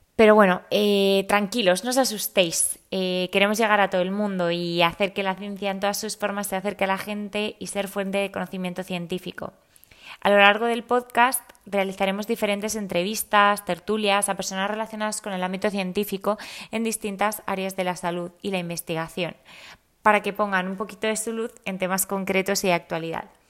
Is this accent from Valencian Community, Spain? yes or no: yes; Valencian Community, Spain; also born or lived in Madrid; soy biotecnóloga valenciana, pero con el corazón dividido entre Madrid y Valencia